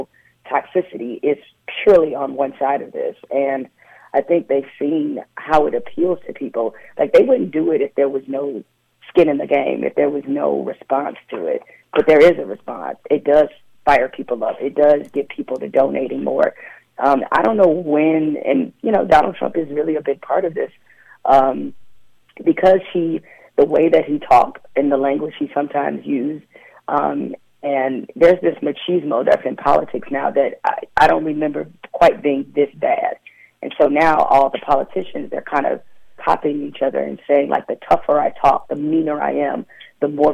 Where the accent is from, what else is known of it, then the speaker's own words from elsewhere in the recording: Detroit, Michigan, United States; also born or lived in East Lansing, Michigan; I was raised in Detroit and grew up at Michigan State